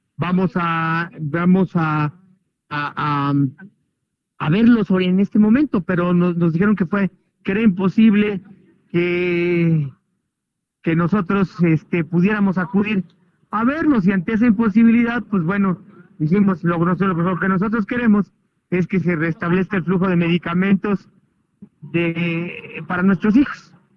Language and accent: Spanish; Mexico; nosotros los mexicanos